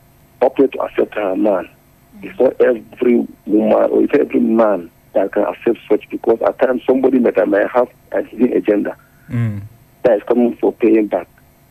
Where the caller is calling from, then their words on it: Asokoro, Federal Capital Territory, Nigeria; I'm calling from Asokoro.